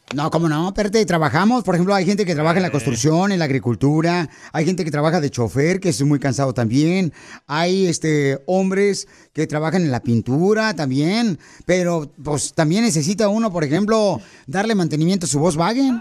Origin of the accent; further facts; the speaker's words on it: Jalisco, Mexico; soy de Jalisco